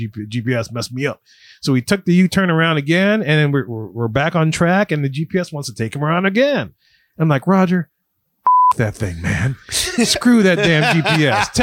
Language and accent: English; New Orleans, Louisiana, United States; We're from New Orleans